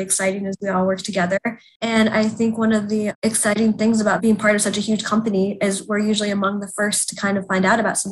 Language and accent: English; Indianapolis, Indiana, United States; moved away as an adult; also born or lived in New York; I grew up in Indianapolis